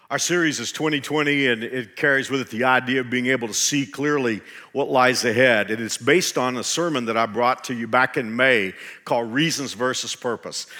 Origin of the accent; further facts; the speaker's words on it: Texas, United States; in my home state of Texas